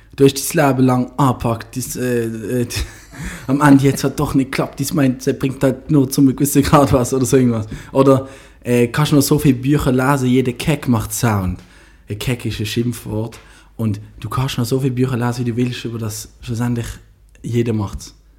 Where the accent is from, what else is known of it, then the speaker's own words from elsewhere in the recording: Basel, Basel-Stadt, Switzerland; Ich als Basler